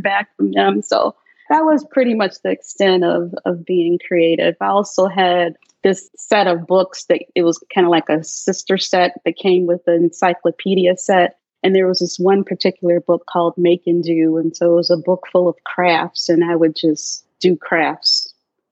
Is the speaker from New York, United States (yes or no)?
no; Chicago, Illinois, United States; I'm originally from South Side of Chicago, grew up in the South Side, and then, yeah, moved to the South Suburbs in the mid-70s